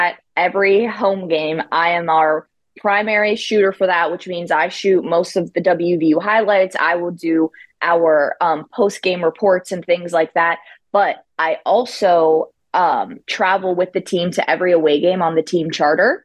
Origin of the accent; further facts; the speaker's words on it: Northern Panhandle, West Virginia, United States; I'm from the state of West Virginia. I'm from the Northern Panhandle, which is like an hour and a half north from here, just outside of Pittsburgh as well.